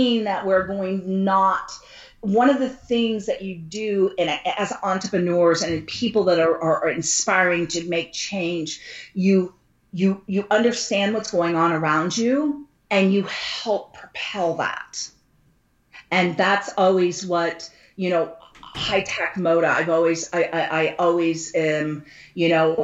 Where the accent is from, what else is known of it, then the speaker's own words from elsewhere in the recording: United States; I'm an American